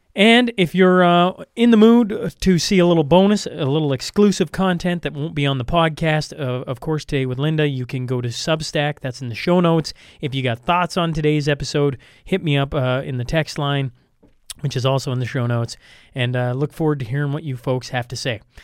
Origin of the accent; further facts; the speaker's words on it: Canada; as a Canadian